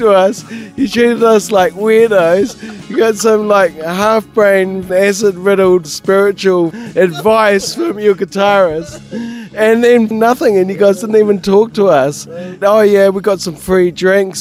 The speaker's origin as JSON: {"language": "English", "region": "England", "country": "United Kingdom", "tie": "born or raised there", "moved": "yes", "lives_now": "Wellington, New Zealand", "said": "my father, who's English, I was born in England"}